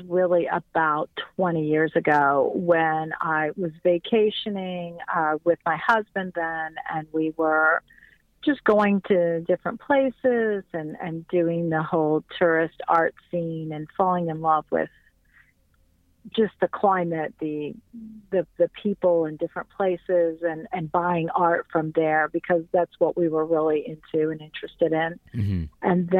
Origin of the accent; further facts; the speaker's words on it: Iran; I'm from Iran, so being a little banished from my own country, I kind of adopted Mexico and South America as my plight.